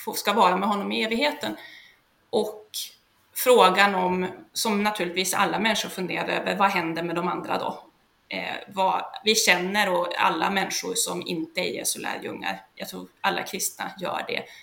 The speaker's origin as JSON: {"language": "Swedish", "town": "Sollefteå", "region": "Västernorrland County", "country": "Sweden", "also_born_or_lived": "Hudiksvall area, Hälsingland", "moved": "yes", "said": "jag är från början från Sollefteå i Ångermanland"}